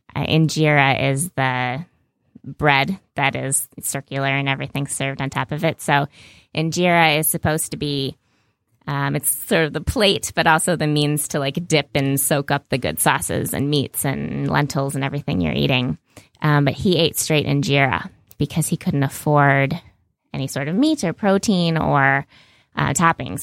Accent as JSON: {"language": "English", "country": "United States", "said": "as an American and I'm a young female American"}